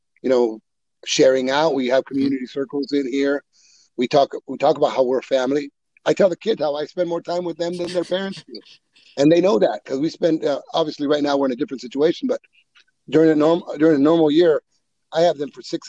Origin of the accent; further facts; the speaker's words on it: Woodlake, California, United States; also born or lived in Mexico; I was born in Mexico. Immigrated as a two-year-old. I grew up in Woodlake